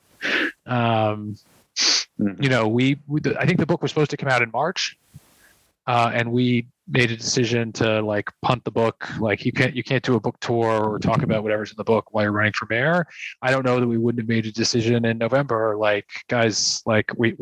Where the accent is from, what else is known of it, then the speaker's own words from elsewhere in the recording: New York City, New York, United States; I'm a New Yorker first